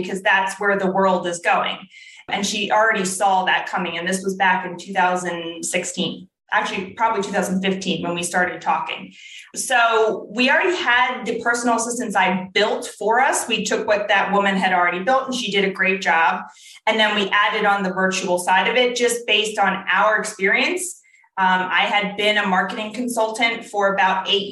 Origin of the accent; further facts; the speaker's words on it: New Jersey, United States; moved away as an adult; also born or lived in Ohio; I grew up in South Jersey